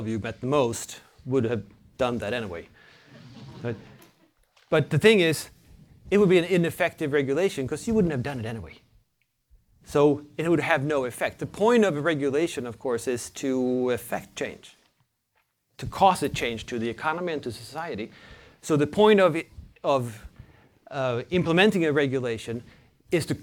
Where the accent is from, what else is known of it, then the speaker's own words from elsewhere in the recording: Sweden; I'm from Sweden, a cold country.